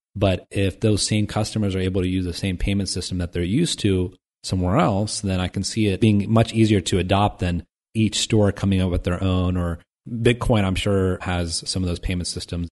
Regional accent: Dayton, Ohio, United States; Dayton, Ohio, my hometown

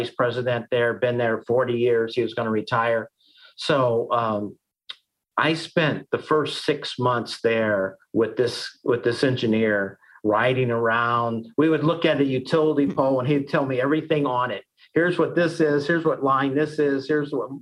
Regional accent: Collinsville, Illinois, United States; also born or lived in Iowa State; I grew up in Collinsville, right where my office is here today

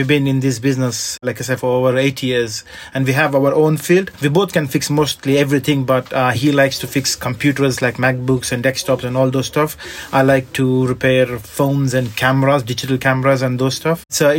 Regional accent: India; moved away as an adult; now in London, United Kingdom; when I moved to London from India, I was studying, and I wanted to do some part-time job while I was studying.

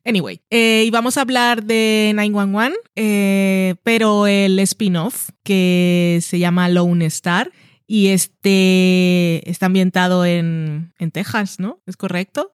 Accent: Barranquilla, Atlántico, Colombia; also born or lived in Madrid; now in Burgos, Spain; soy barranquillera

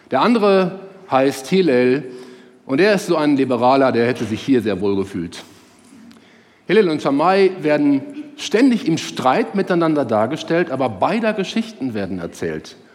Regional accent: Herne, North Rhine-Westphalia, Germany; heute heißt der Rudi Zerne aus Herne, meiner Heimatstadt, der die Sendung moderiert.

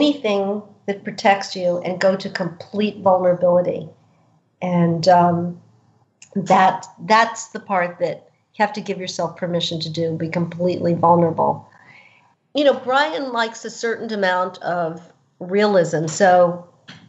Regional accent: New York, United States; As a woman growing up in New York, you know, having a father as a cop

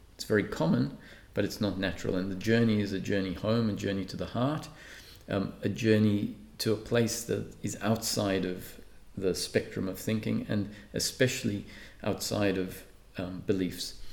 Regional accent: Perth, Western Australia, Australia; also born or lived in Malta; I grew up in Perth. I was grow, uh, born in Malta and moved to Perth when I was 11

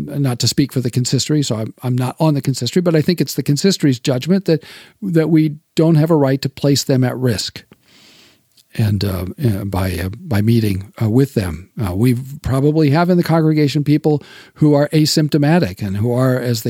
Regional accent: United States; I'm an American

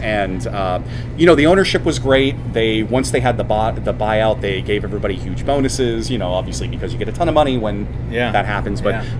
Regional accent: Pennsylvania, United States; born there; also born or lived in Washington, D.C. area; I should say I'm from the East Coast originally. {S1} Yeah. {S3} Born in Pennsylvania, lived outside of DC for a good decade

